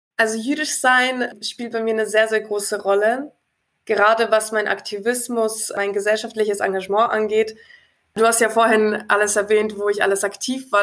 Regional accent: Nuremberg, Bavaria, Germany

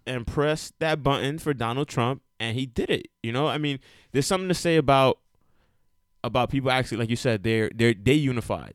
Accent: United States; I myself am a educated Dominican American, right? And I'm also Puerto Rican. I was born in America.

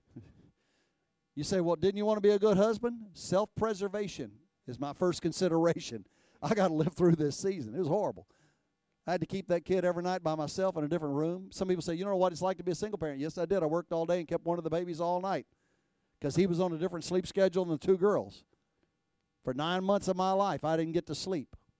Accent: Texas, United States; I was raised in Texas.

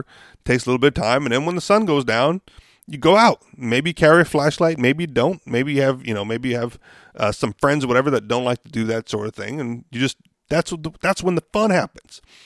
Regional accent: Hawaii, United States; I grew up in Hawaii

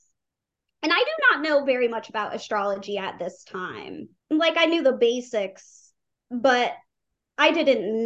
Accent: Atlanta, Georgia, United States; Atlanta, my hometown

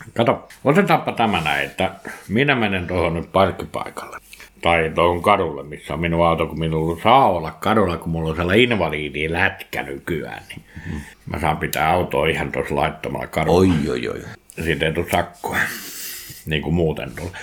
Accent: Nastola, Päijät-Häme, Finland; kotikylässäni, ei kylässä Villahteellä, vaan kotikunnassa, niin Nastolassa

